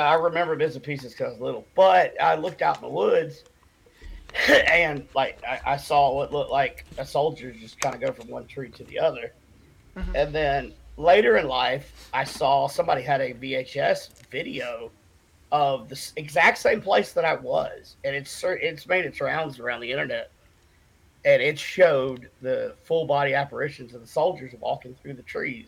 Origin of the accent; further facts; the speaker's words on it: Cherokee Reservation, North Carolina, United States; I was born and raised on the Cherokee Reservation here uh, in North Carolina.